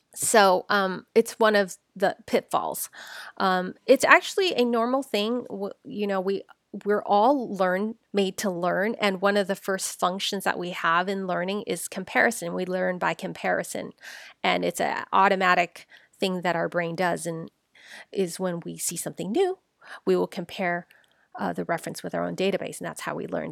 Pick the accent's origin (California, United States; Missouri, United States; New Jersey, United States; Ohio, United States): California, United States; San Francisco; I was born here. I was born in San Francisco, Chinatown